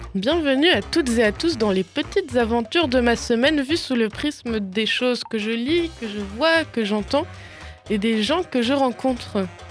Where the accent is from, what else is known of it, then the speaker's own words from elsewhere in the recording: Alsace, Grand Est, France; j'ai grandi en Allemagne, enfin en Alsace